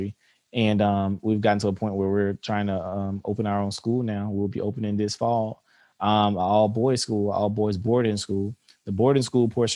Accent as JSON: {"language": "English", "town": "Albany", "region": "Georgia", "country": "United States", "tie": "born or raised there", "said": "I'm from Albany, Georgia. I grew up here in Albany, Georgia"}